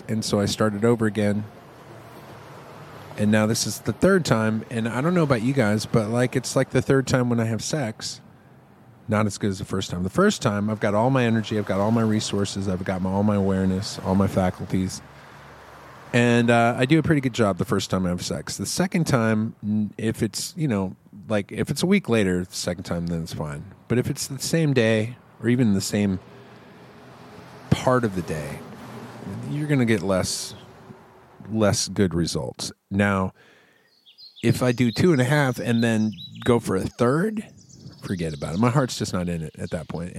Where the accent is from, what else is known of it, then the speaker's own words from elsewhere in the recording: Texas, United States; I'm in Texas. I'm a Texan